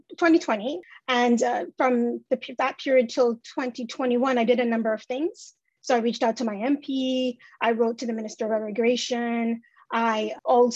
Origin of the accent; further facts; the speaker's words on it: Canada; a Canadian-born citizen